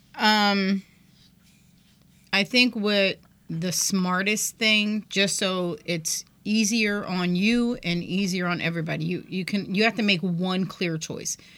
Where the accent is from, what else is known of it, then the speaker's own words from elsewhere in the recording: United States; I'm an American